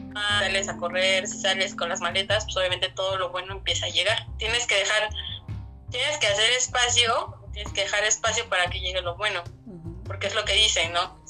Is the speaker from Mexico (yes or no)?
yes; Mexico; como mexicanos